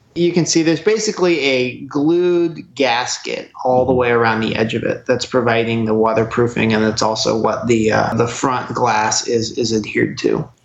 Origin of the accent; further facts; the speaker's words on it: Oregon, United States; moved away; I'm actually originally from Oregon